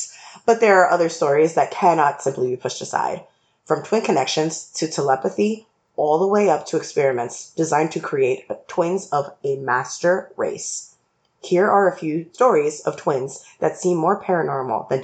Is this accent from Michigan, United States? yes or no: no; New York, United States; as a New Yorker